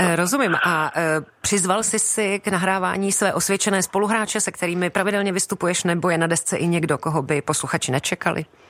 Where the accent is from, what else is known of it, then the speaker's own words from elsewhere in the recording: Prague, Czechia; ač pocházím z Prahy